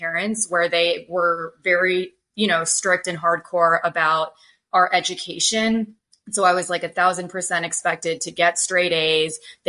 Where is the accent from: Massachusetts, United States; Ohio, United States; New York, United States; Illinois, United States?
Massachusetts, United States; outside of Boston; moved away; I'm currently in San Antonio, Texas, which is where my parents have retired to. But I grew up outside of Boston, Massachusetts. My parents are immigrants from India.